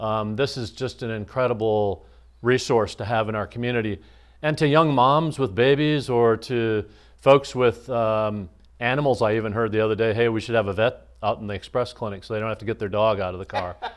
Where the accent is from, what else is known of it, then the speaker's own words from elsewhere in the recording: Iowa, United States; moved away as an adult; also born or lived in Minnesota; now in Quincy, United States; I grew up in the Midwest in Iowa and Minnesota